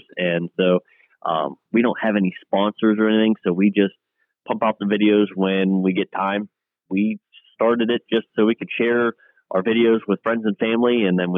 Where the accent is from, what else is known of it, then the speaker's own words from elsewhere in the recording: Clarion County, Pennsylvania, United States; am from Clarion County, Pennsylvania